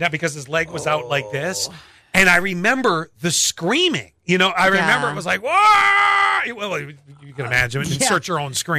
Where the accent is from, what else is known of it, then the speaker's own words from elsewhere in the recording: Buffalo, New York, United States; when I was growing up in Buffalo